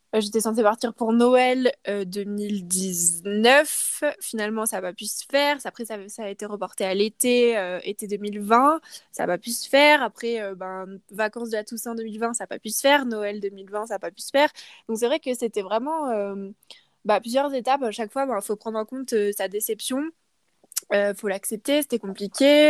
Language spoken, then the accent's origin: French; France; moved away; en tant que Française